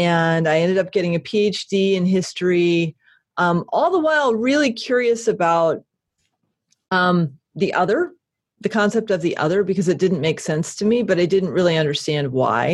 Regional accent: Connecticut, United States; now in Portland, United States; I escaped from Connecticut

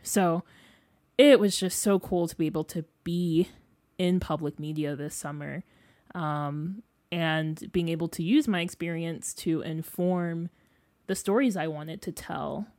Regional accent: Freeport, Illinois, United States; moved away as an adult; now in Columbia, United States; I'm from Freeport, Illinois. It's like a small city two hours west of Chicago.

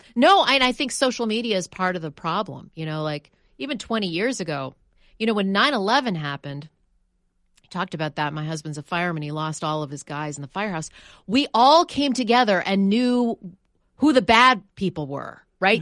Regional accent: Canada; moved away; I'm from Canada

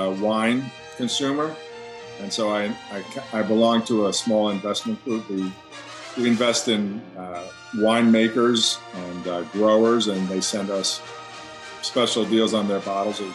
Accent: New York, United States; I grew up in New York listening to jazz

